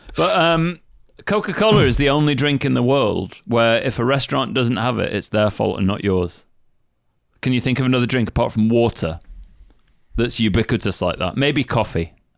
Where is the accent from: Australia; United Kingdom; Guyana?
United Kingdom; I'm British